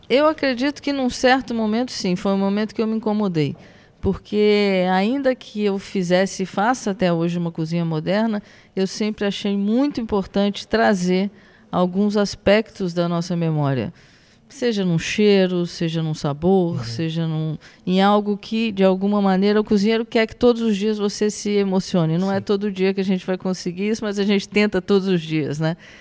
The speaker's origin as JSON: {"language": "Portuguese", "region": "Rio Grande do Sul", "country": "Brazil", "tie": "born or raised there", "moved": "yes", "lives_now": "Rio de Janeiro, Brazil", "said": "Eu nasci no Rio Grande do Sul"}